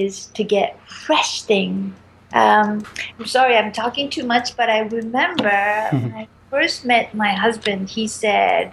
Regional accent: Japan; moved away as an adult; also born or lived in China / San Francisco / New York; now in Montreal, Canada; I grew up in Japan

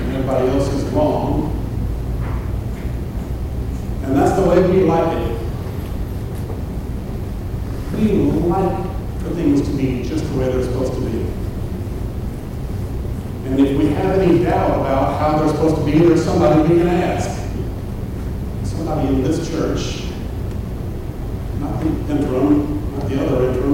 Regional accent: Vicksburg, Mississippi, United States; I grew up in Vicksburg, Mississippi, which is right on the Mississippi River.

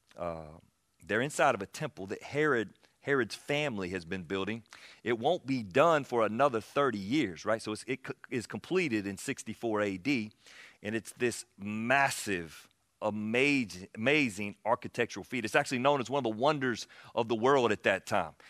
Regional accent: South Carolina, United States; moved away; I was from South Carolina.

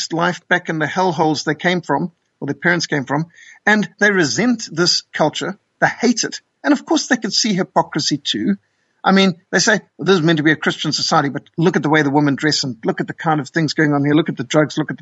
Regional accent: Zimbabwe; also born or lived in Namibia; now in South Africa; my country that I was brought up in, Rhodesia

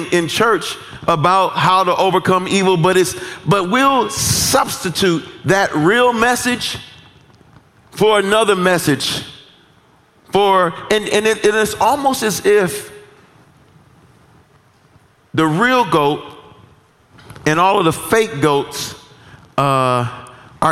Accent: Detroit, Michigan, United States; I'm from Detroit.

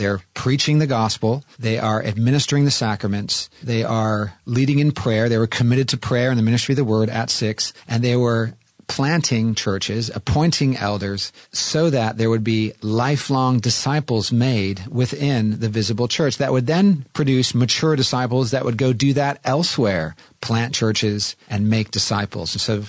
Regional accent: California, United States; Of course, having grown up in California, there's something about coming back to my home state.

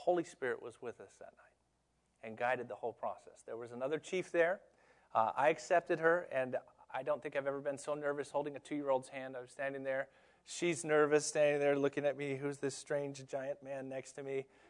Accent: Tokyo, Japan; now in United States; I grew up in Tokyo, Japan, where literally, if you're late, the train is late more than 10 seconds, they get fined.

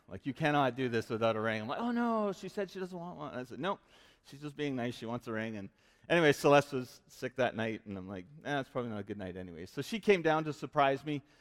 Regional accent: Vancouver, British Columbia, Canada; moved away; also born or lived in Regina; I grew up in Vancouver

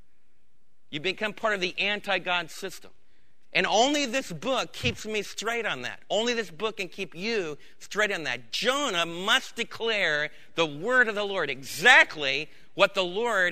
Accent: Florida, United States; When I was a kid growing up in Florida

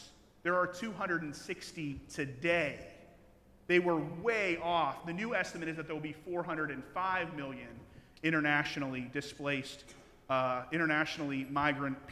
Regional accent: Midwest, United States; now in Logansport, United States; I grew up in the Midwest

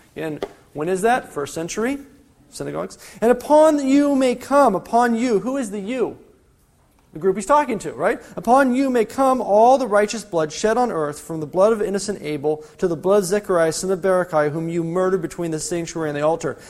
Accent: California, United States; I'm from California.

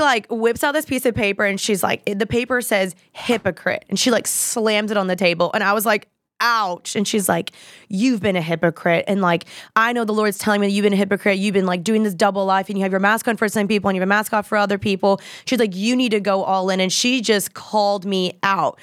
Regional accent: Dallas, Texas, United States; I'm from Dallas

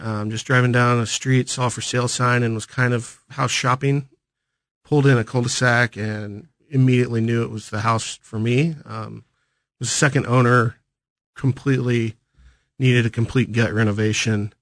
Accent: Smithville, Missouri, United States; also born or lived in Manhattan, Kansas; I grew up in Smithville, north

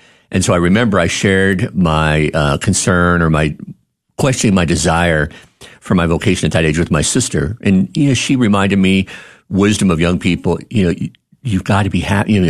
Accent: Kansas City, United States; The archdiocese that I grew up in Kansas City had a prep seminary, a high school seminary, yeah, which I went to for high school

